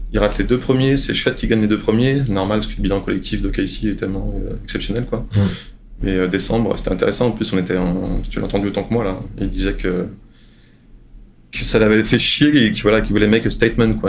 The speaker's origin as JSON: {"language": "French", "country": "France", "moved": "yes", "lives_now": "San Antonio, United States", "said": "je suis français, que je suis ici"}